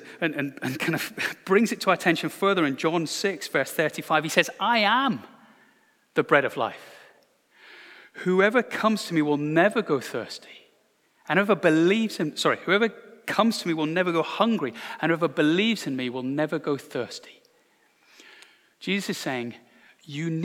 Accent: Glasgow, Scotland, United Kingdom; Growing up in Glasgow in the 1980s

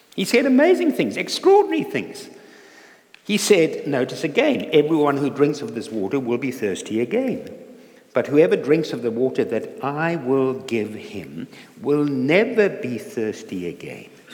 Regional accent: South Africa; moved away; I'm not a Geordie, I'm from South Africa and um, born in South Africa

